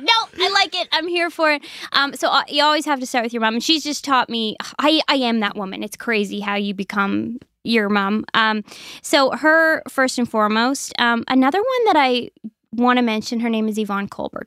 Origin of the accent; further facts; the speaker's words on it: Sheet Harbour, Nova Scotia, Canada; I'm originally from Sheet Harbor, Nova Scotia